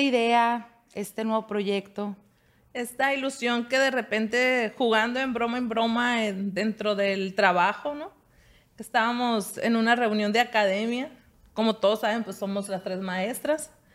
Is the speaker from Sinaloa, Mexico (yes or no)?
yes; Juan José Ríos, Sinaloa, Mexico; yo soy de Cherríos, allá lo conocían a mi padre